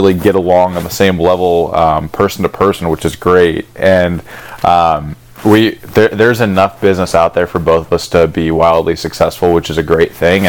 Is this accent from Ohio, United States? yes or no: yes; Cleveland, Ohio, United States; I grew up in Cleveland